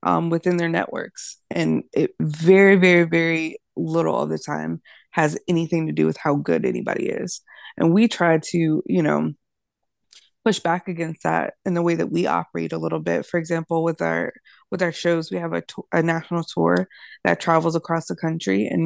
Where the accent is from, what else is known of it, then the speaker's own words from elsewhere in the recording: Virginia, United States; moved away as an adult; now in Nashville, United States; I'm from Virginia